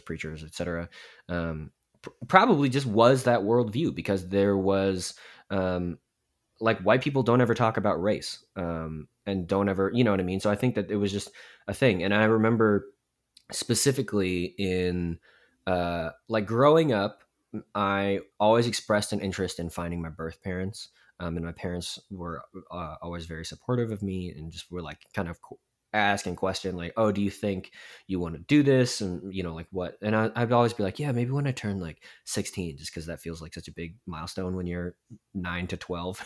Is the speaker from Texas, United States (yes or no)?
yes; Dallas, Texas, United States; also born or lived in Daegu, South Korea; I grew up in the Carrollton Farmers Branch part of Dallas, um, which is like a northern suburb.